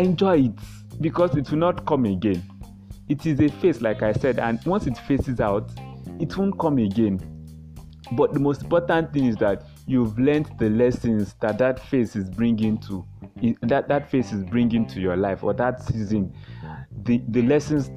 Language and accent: English; Yorubaland, Nigeria; I come from the Yoruba tribe, Nigeria.